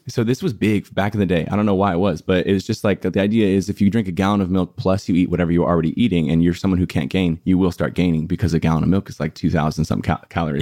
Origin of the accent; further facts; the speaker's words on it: El Cajon, California, United States; now in Los Angeles, United States; I was born and raised in San Diego in a place called, like, El Cajon La Mesa area